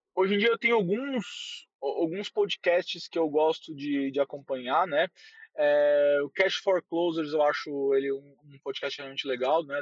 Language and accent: Portuguese; São Paulo, Brazil; accent: paulista; eu sou paulista assim de coração total. Eu gosto dessa loucura, eu gosto desse, desse nosso achar que não temos sotaque, temos um sotaque gigantesco, de falar mano para tudo que é vírgula.